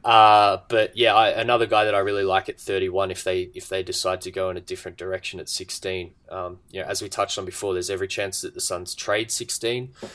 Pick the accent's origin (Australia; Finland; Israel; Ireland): Australia; being an Australian